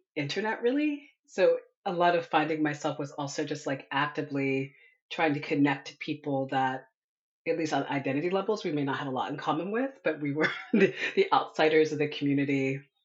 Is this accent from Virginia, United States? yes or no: yes; Northern Virginia, United States; I grew up in Northern Virginia